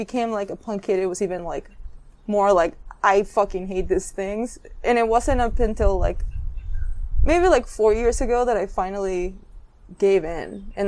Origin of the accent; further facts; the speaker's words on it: Mazatlán, Sinaloa, Mexico; moved away; I'm from a city called Mazatlan, and it's in the state of Sinaloa, which is in the Pacific coast of Mexico.